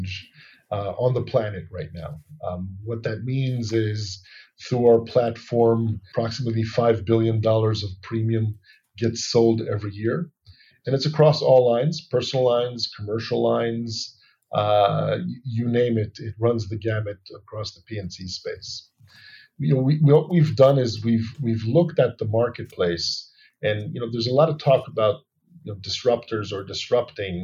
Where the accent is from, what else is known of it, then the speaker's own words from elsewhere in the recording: Allentown, Pennsylvania, United States; also born or lived in New York; now in Tel Aviv, Israel; I was born and raised in Allentown, Pennsylvania, then lived in New York for many years